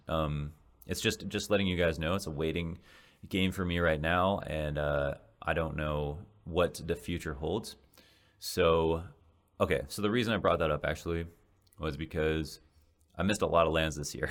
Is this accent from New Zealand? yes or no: no; Canada; moved away as an adult; now in Los Angeles, United States; as a Canadian